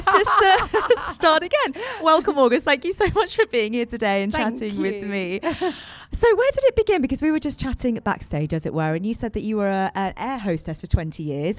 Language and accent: English; Surrey, South East England, United Kingdom; moved away as an adult; also born or lived in London; Adam and I moved to Surrey about 4 years ago now, which is where I'm from. We moved from London